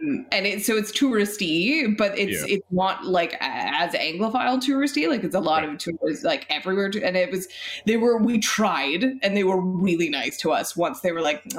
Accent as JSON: {"language": "English", "country": "Canada"}